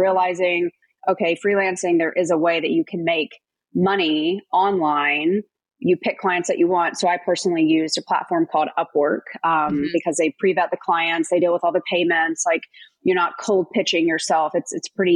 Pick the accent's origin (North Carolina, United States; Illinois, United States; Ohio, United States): North Carolina, United States; moved away as an adult; also born or lived in Minneapolis, Minnesota; I'm from North Carolina, so I was missing out on all the holidays, all the birthdays, all the Friday night barbecues. So I wanted to get back home.